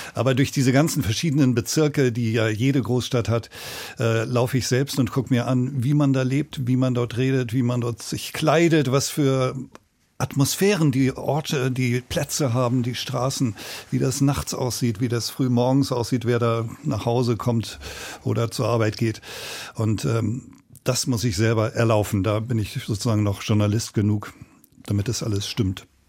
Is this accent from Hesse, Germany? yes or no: no; Lüneburg, Lower Saxony, Germany; moved away as an adult; now in Berlin, Germany; Ich komme aus Lüneburg, eine Kleinstadt bei Hamburg. Norddeutscher Himmel, kleine Beamtenverhältnisse, Vater Richter